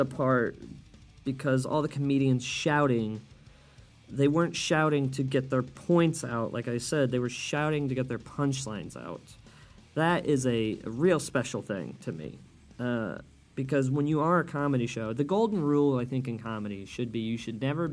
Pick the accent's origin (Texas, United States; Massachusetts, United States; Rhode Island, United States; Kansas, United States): Kansas, United States; Wichita; now in Chicago, United States; I grew up in Kansas and now live in Chicago. And Chicago, if you guys don't know, is a very liberal city, at least to my estimation. And Wichita, Kansas, where I'm from